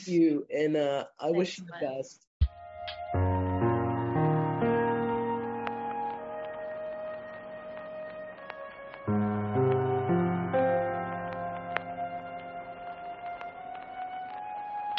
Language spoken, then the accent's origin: English; Indiana, United States; also born or lived in New Orleans, Louisiana; now in Key West, United States; I grew up closeted in Indiana